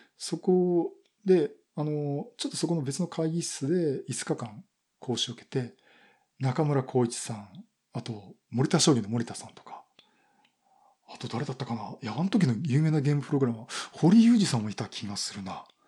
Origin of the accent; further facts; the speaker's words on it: Yokohama, Kanagawa, Japan; moved away as an adult; also born or lived in Koriyama, Fukushima; 地元は横浜